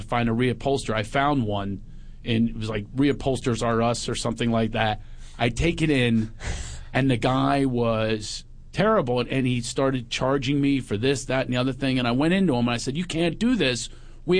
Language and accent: English; Philadelphia, Pennsylvania, United States; moved away; also born or lived in West Hollywood; I'm from Philly